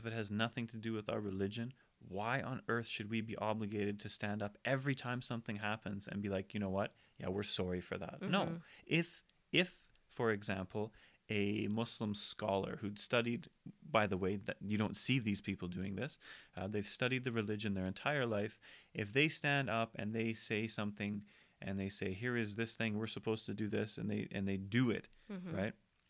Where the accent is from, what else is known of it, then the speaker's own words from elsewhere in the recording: United Kingdom; Like, I'm British. I'm actually French as well.